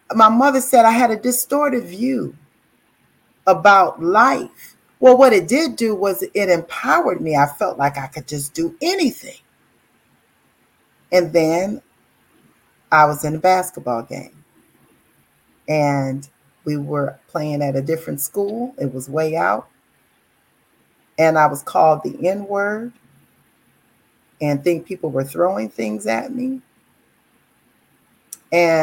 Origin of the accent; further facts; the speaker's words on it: Detroit, Michigan, United States; growing up in Detroit